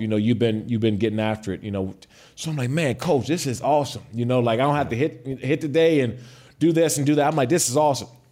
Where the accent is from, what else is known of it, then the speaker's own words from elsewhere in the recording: Prince George's County, Maryland, United States; I grew up in Prince George's County, Maryland